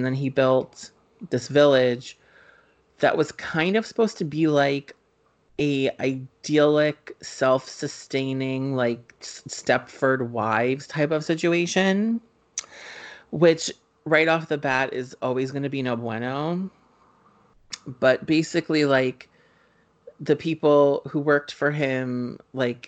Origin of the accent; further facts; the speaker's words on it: Springfield, New Jersey, United States; Ashley and I grew up in Springfield, New Jersey